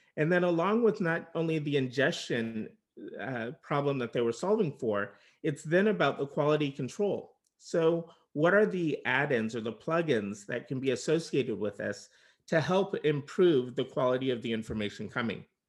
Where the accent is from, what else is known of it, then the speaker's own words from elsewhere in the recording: Bay Area, California, United States; also born or lived in Los Angeles; I was originally from the Bay Area